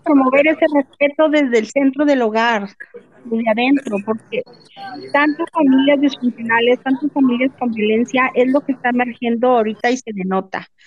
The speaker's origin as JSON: {"language": "Spanish", "region": "Tamaulipas", "country": "Mexico", "said": "soy tamaulipeca"}